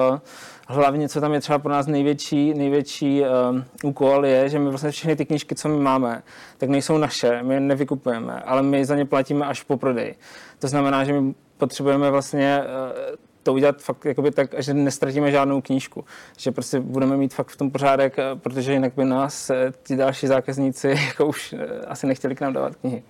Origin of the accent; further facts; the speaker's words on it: Zlín, Zlín Region, Czechia; u nás ve Zlíně